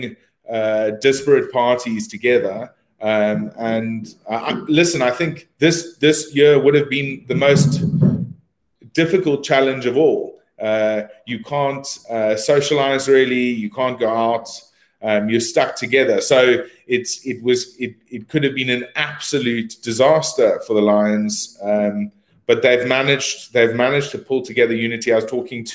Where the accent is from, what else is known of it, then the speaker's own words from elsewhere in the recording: South Africa; now in United Kingdom; I was a South African coming to the UK